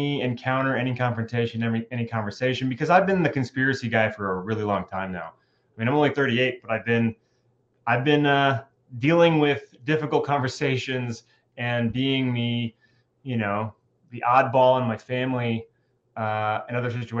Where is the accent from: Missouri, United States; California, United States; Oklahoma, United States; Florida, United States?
California, United States; Southern; moved away as an adult; also born or lived in Bay Area, California; now in North Idaho, United States; I'm a Californian and I spent most of my life in Southern California, but I also lived in the Bay Area for a bit.